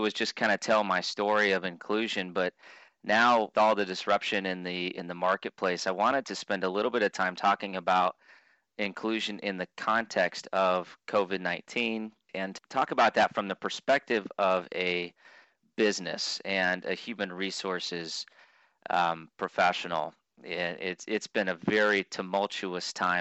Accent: Clarinda, Iowa, United States; also born or lived in Burlington, Iowa; I was born in Clarinda, Iowa

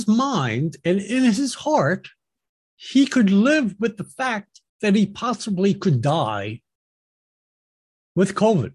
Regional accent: United States

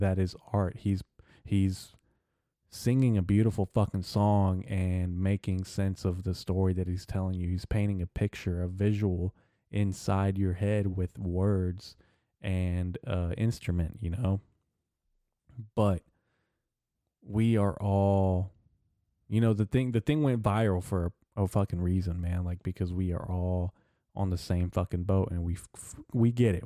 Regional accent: Arkansas, United States; I'm from Arkansas

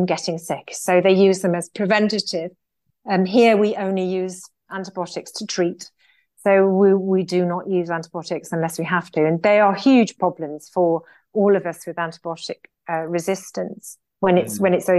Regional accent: United Kingdom; as British people

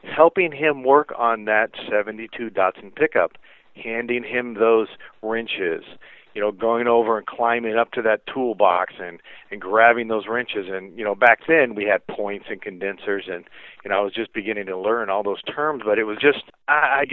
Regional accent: Carlsbad, California, United States; moved away; also born or lived in Orange County; I was actually grew up in Carlsbad, which is, you know, North San Diego County.

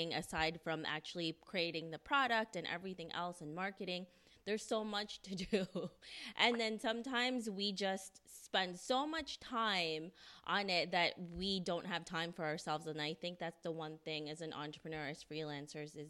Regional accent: New York City, New York, United States; We're all from New York City

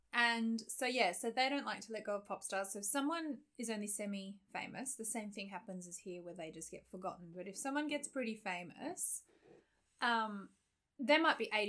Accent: Australia; So I came from Australia where we had

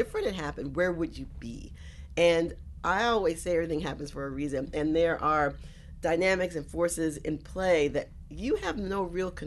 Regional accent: South Carolina, United States; now in New York, United States; I was born here in New York, but I grew up in South Carolina

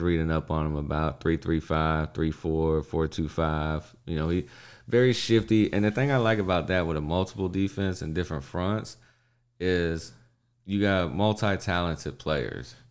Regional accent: Texas, United States; I'm from Texas

